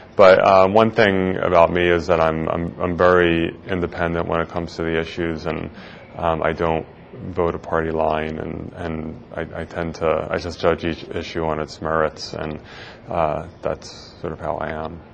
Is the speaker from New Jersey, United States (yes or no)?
yes; Philadelphia area, New Jersey, United States; moved away as an adult; now in San Francisco, United States; I grew up in the Philadelphia area in New Jersey.